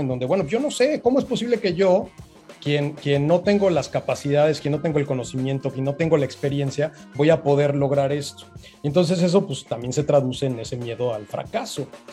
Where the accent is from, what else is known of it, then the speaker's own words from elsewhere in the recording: Mexico; now in Playa del Carmen, Mexico; Soy, soy el mexicano número veintinueve en escalar el Everest